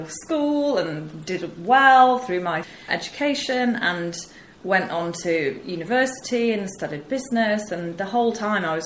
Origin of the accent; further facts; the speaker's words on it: rural Yorkshire, Yorkshire and the Humber, United Kingdom; accent: northern twang; I'm a northerner, as you can probably tell from the twang. I was brought up in Yorkshire.